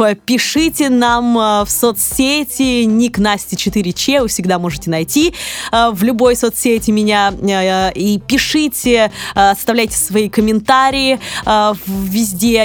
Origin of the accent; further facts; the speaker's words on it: Kirov, Kirov Oblast, Russia; moved away; в моем родном городе Вятке, а я буду называть Вятка, а не Киров